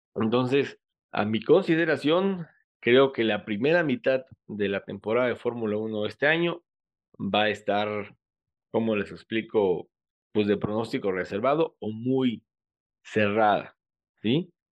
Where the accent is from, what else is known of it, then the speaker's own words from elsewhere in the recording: Mexico; como mexicanos